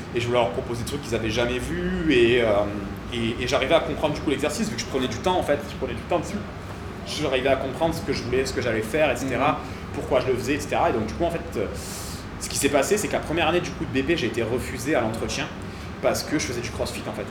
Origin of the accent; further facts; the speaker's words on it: Cavaillon, Provence-Alpes-Côte d'Azur, France; j'étais de Cavaillon, donc Avignon